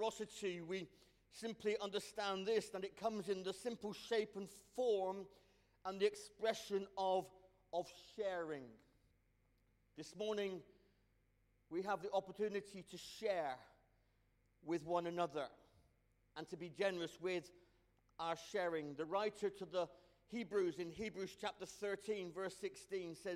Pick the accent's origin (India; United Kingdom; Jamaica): United Kingdom; Cornwall, South West England; I'm Cornish. I'm West Country born and bred.